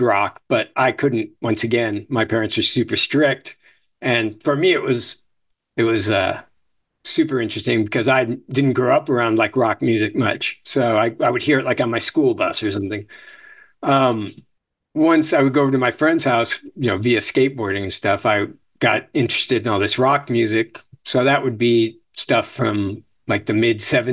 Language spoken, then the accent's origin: English; Venice, Florida, United States; also born or lived in Chicago, Illinois / New York; I was born in Chicago. And then we got to Florida in the early 70s. So I got there in first or second grade